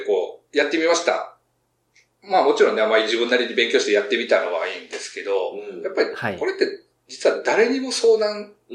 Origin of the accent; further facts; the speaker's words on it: Ehime, Japan; now in Tokyo, Japan; 出身が愛媛の方